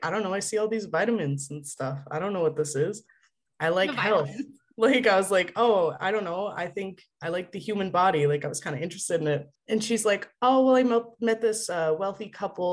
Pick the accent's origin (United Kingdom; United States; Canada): Canada; Edmonton, Alberta; now in Leduc, Canada; I am born and raised in Edmonton, Alberta. I live in Leduc